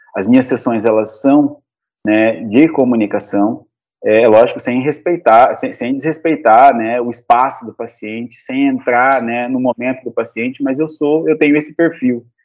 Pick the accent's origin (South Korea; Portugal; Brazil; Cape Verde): Brazil; Cáceres, Mato Grosso; Eu sou de Cáceres, natural de Cáceres